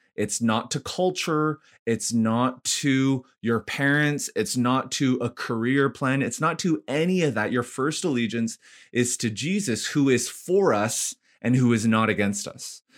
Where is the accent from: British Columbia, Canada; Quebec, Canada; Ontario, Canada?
British Columbia, Canada; Vancouver; also born or lived in Ottawa / Montreal / Korea / Nashville; now in Edmonton, Canada; born and raised in Vancouver, Canada